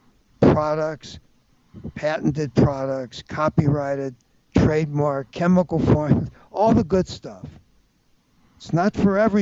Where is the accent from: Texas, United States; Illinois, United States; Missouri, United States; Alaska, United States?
Missouri, United States; St. Louis; I attended Washington University in my hometown of St. Louis